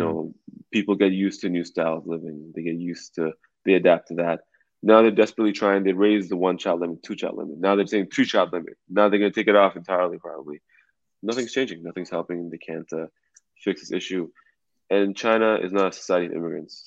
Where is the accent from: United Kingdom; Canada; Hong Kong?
Canada; now in United States; as a Canadian, you know, someone from Vancouver, or from Toronto